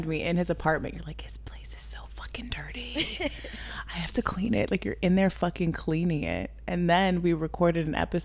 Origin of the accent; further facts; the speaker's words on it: Los Angeles, California, United States; we're from the Valley, Los Angeles to be exact.